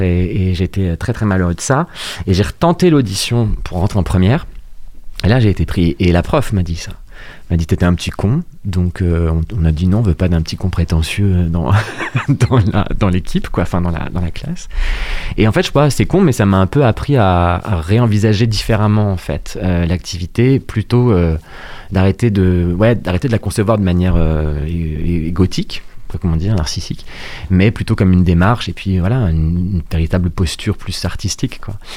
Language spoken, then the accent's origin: French; Rouen, Normandy, France; Je suis né à Rouen, en Seine-Maritime